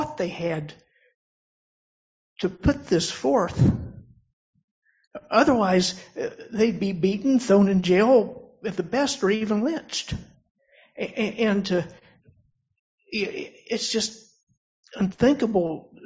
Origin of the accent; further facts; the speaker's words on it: West Virginia, United States; moved away; I worked for a little bit in a factory in the town I was born in West Virginia